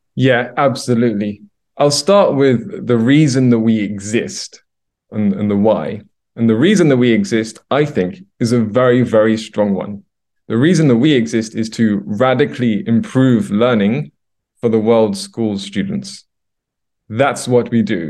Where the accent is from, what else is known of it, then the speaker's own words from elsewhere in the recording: London, United Kingdom; moved away as an adult; now in Stockholm, Sweden; I'm originally from London, U K, Uh, and I moved over here to Stockholm, Sweden about eight years ago.